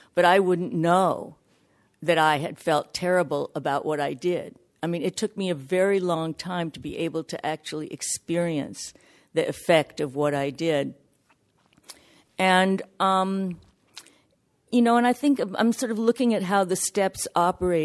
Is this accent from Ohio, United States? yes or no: no; New York, United States; I'm from New York